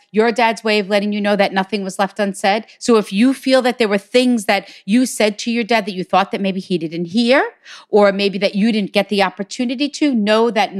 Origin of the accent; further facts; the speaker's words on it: Hicksville, New York, United States; from Hicksville, New York